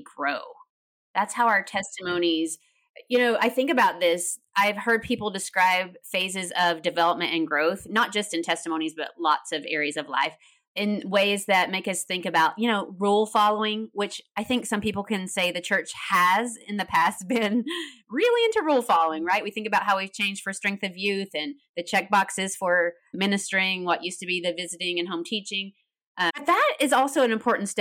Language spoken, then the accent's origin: English; Tennessee, United States; I grew up in Tennessee. You might hear a little bit of accent